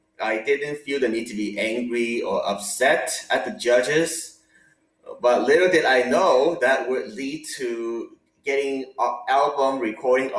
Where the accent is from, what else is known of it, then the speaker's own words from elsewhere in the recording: Hong Kong; moved away; I grew up in Hong Kong with my parents